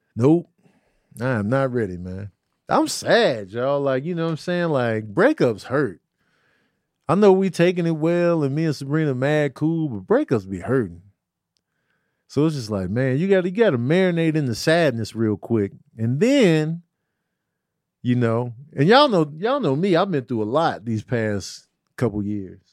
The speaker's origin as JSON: {"language": "English", "town": "Chicago", "region": "Illinois", "country": "United States", "tie": "born or raised there", "said": "growing up in Chicago, it was like everything was flat, no mountains"}